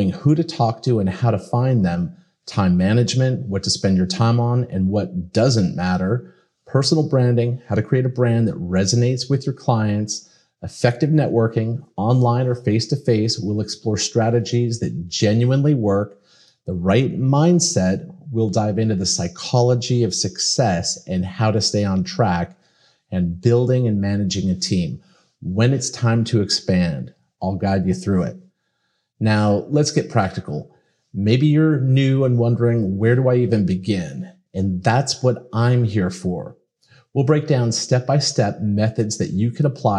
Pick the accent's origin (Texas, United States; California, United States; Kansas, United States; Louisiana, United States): California, United States; Pasadena; now in Miami, United States; I was born in Pasadena, California